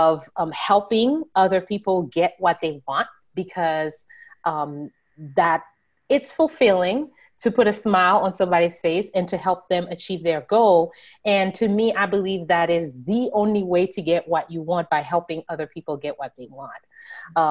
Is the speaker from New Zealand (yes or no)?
no; Haiti; now in United States; as a young girl growing up in Haiti